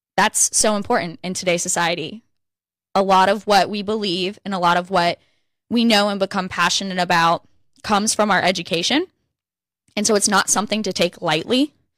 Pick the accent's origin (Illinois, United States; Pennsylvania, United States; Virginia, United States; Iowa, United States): Virginia, United States; I grew up in Virginia